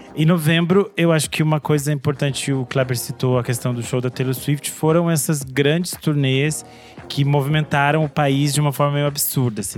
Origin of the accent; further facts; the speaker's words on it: Brazil; eu sou brasileira